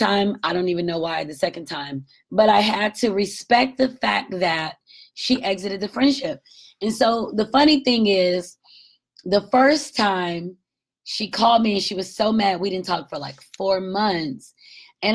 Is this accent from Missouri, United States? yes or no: no; Marietta, Georgia, United States; moved away; my home is in Marietta, Georgia, north of 27 miles north of Atlanta